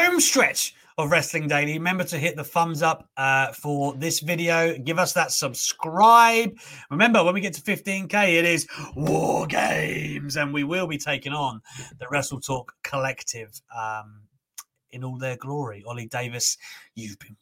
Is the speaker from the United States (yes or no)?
no; South of England, United Kingdom; The only people born in the south of England are me and my sister